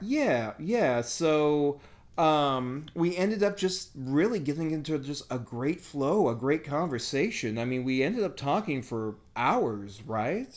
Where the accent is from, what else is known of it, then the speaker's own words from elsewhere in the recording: United States; I'm the American